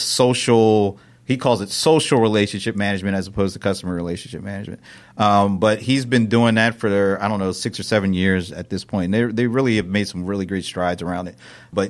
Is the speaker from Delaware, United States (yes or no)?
yes; Delaware, United States; now in Atlanta, United States; I was born and raised up in Delaware. I've been in Atlanta for 18 years, but before that I was in Delaware.